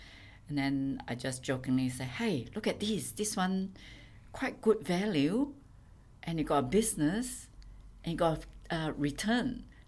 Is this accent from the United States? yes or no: no; Singapore; moved away as an adult; also born or lived in Blue Mountains, NSW, Australia; now in Australia; Born and bred from Singapore. Came here in my early